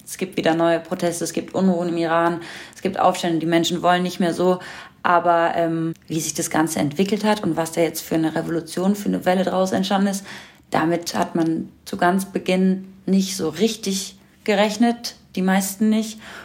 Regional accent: Berlin, Germany; Ich bin hier in Deutschland aufgewachsen und geboren

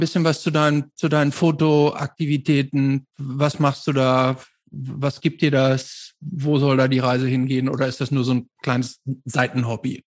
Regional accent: Germany; bei uns in Deutschland

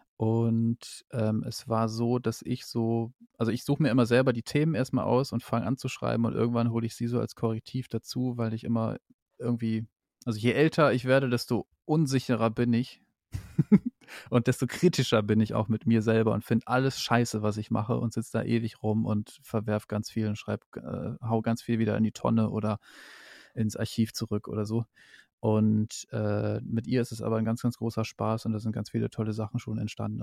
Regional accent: East Frisia, Lower Saxony, Germany; now in Berlin, Germany; ich komme ja aus Ostfriesland, aus Niedersachsen

